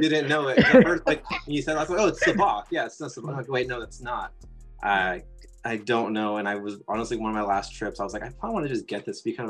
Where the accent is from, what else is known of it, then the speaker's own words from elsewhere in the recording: Southern California, United States; I grew up here in Southern California